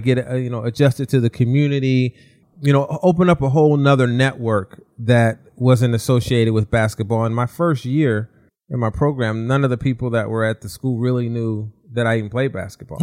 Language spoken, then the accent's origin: English; Southern California, United States; now in Walnut Creek, United States; I grew up in Southern California